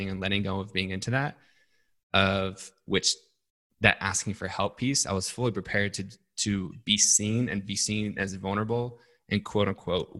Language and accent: English; Salt Lake City, Utah, United States; I grew up in Salt Lake City, Utah